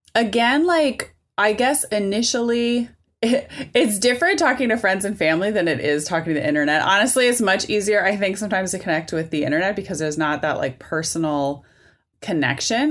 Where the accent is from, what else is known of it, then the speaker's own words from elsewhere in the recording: United States; as a Jewish American, I grew up steeped in Holocaust literature.